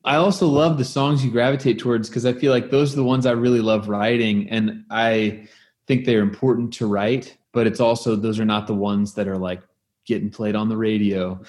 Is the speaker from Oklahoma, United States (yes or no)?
yes; Oklahoma, United States; I'm from Oklahoma